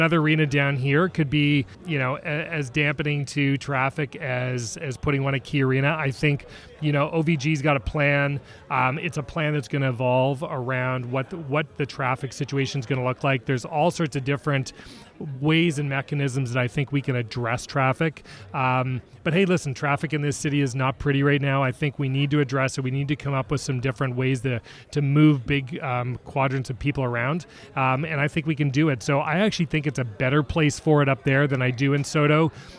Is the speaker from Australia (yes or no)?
no; Toronto, Ontario, Canada; accent: Canadian; moved away as an adult; now in Seattle, United States; I am born and raised in Toronto, in Canada, so you'll hear the A's and the out and abouts. Been in Seattle about 16 years, former professional hockey player